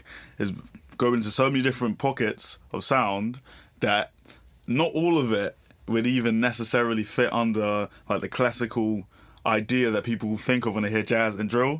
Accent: London, United Kingdom; 21 years old, from Bermondsey

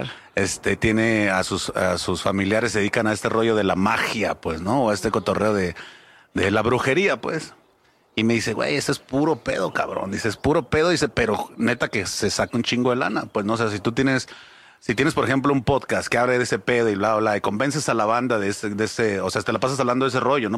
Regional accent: Mexico; tenemos como mexicanos

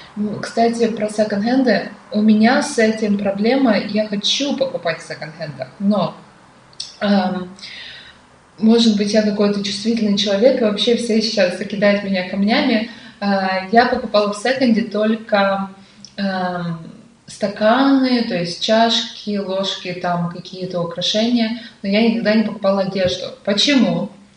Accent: Perm, Perm Krai, Russia; Пермь это очень классный город

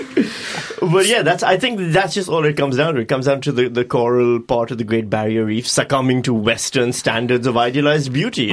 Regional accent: Pakistan; I'm from Pakistan

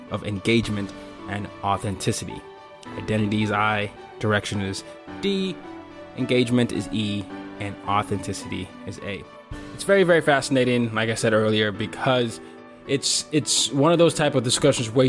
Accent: Nigeria; So, because I'm Nigerian, we obviously had a lot of British influence, and so my dad was a diplomat. We moved around a lot, and I remember I did my high school in Nigeria

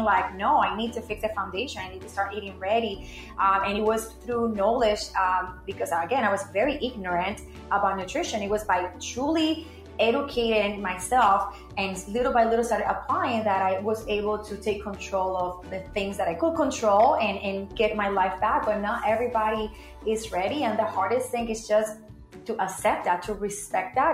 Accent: Puerto Rico; growing up in Puerto Rico

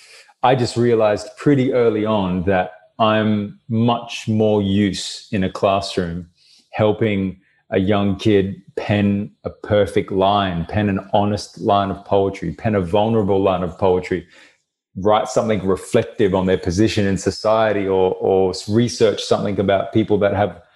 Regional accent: Brisbane, Queensland, Australia; Brisbane, my hometown

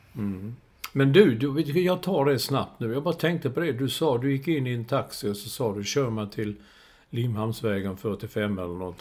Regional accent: Sweden; Och då stod man som en svensk

